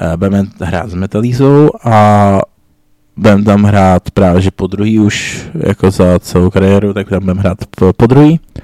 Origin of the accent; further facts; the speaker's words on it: Plzeň, Plzeň Region, Czechia; My jsme z Plzně